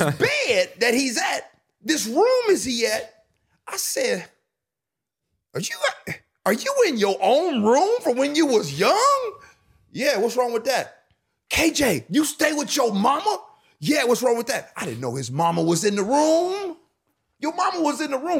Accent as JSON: {"language": "English", "town": "Chicago", "region": "Illinois", "country": "United States", "said": "I'm from Chicago"}